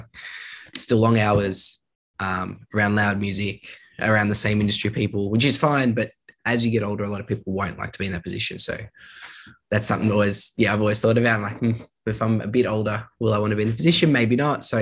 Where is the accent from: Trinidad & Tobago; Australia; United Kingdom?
Australia; we're from Australia